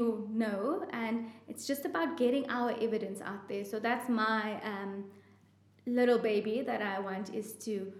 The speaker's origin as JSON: {"language": "English", "country": "South Africa", "said": "as South African trauma surgeons"}